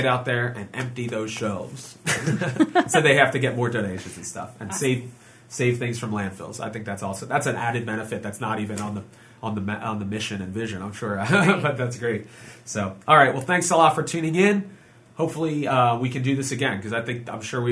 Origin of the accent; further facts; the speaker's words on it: Montgomery County, PA, Pennsylvania, United States; here in my hometown, Montgomery County, PA.